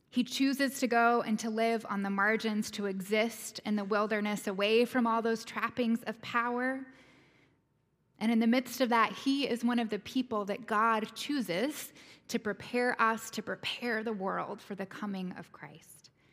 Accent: the South, United States; I'm a Southerner and a Methodist

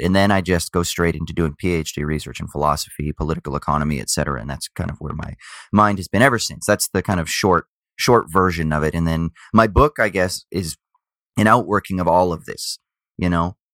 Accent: South Orange County, California, United States; also born or lived in Glendora, California / Garden Grove, California / Newport Beach, California / Laguna, California; Then moved to Newport Beach when I was, uh, around five, something like that, so then South Orange County, so then total yuppie, middle class, uh, yuppie upbringing

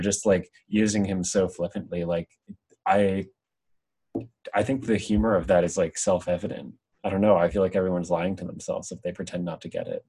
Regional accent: Pennsylvania, United States; I'm from Pennsylvania, a town called New York. You probably wouldn't have heard of it, but it was like, I mean, the town itself is like fairly like uh, developed, but like the outskirts where I grew up

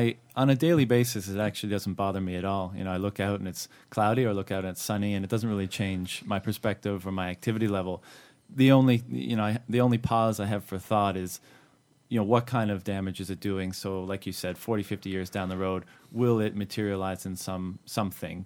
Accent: Canada; now in China; I'm from Canada, and back home in Canada

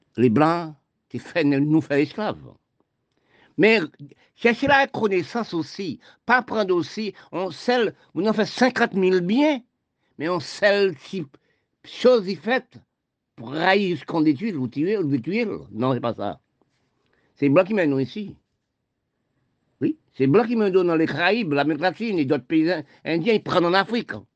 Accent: Haiti; now in Guadeloupe; je parle de mon pays d'Haïti, je suis né en Haïti. Toute ma famille, est en Haïti

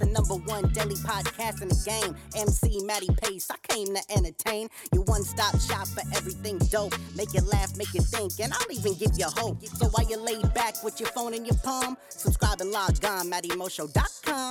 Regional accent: New England, United States; I am from New England, man, born and raised

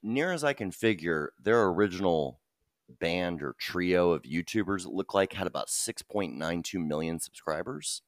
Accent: Texas, United States; We're from Texas

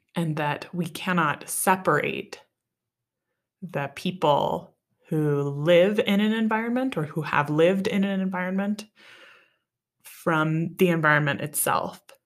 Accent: Wisconsin, United States; moved away; also born or lived in Arizona / Wyoming; I grew up in Wisconsin

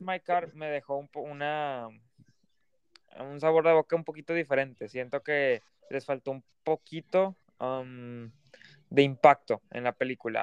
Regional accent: Mexico; nos duele como mexicanos

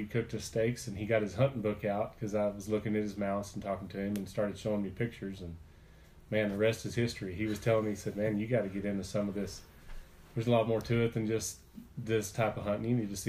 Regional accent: Midland, Texas, United States; moved away as an adult; I grew up in West Texas. Okay. Midland was where I grew up. I was there till I was 25 years old

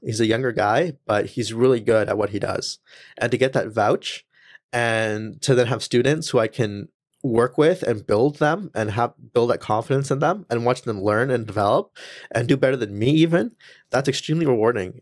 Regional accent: Langley, British Columbia, Canada; first language English; when I was born and raised here, English is my first language

